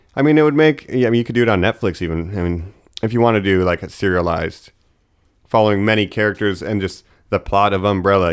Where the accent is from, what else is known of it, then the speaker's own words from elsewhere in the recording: Geauga County, Ohio, United States; I'm from Geauga County, Ohio